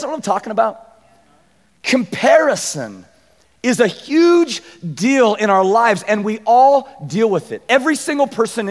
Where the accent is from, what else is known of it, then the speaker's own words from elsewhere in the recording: Abilene, Kansas, United States; I was from Abilene